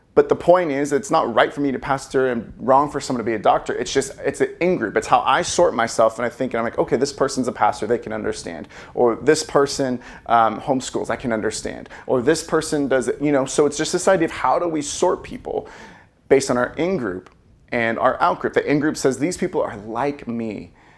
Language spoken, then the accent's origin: English; California, United States; I was born in California